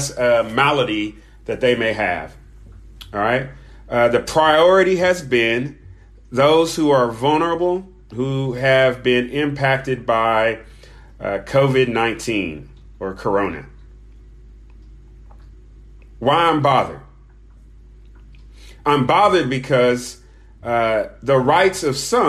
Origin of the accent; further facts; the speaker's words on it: United States; I'm speaking as an American citizen